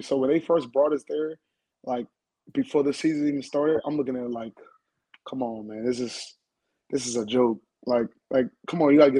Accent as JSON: {"language": "English", "country": "Bermuda", "also_born_or_lived": "Huntsville", "lives_now": "United States", "said": "So I'm from the islands. I don't know if you know that or not. I'm from Bermuda."}